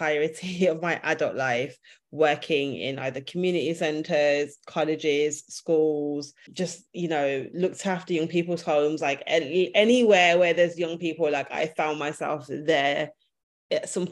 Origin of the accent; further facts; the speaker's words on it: Birmingham, West Midlands, United Kingdom; moved away as an adult; now in London, United Kingdom; I'm from Birmingham. I've lived in London for the last 10 years